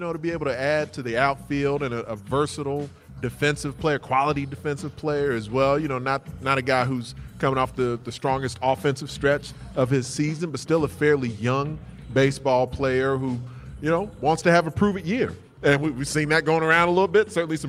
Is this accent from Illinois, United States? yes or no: yes; Bolingbrook, Illinois, United States; And I'm from Bolingbrook, so I'm not from too far away from here, yeah.